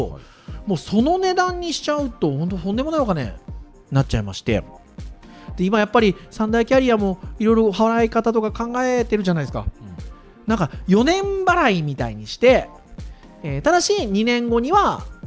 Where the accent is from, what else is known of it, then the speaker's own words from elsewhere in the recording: Kurume, Fukuoka, Japan; 僕の実家は久留米ですかねしかも久留米の中の山の中ですからね